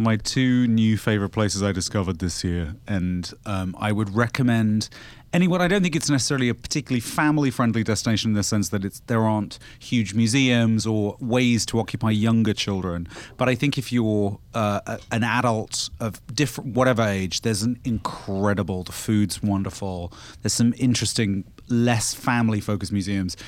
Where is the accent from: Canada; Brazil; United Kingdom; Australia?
United Kingdom; as a British person